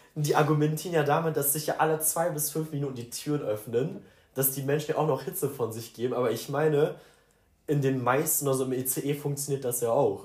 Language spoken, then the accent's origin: German; Sauerland, North Rhine-Westphalia, Germany; born or raised there; now in Cologne, Germany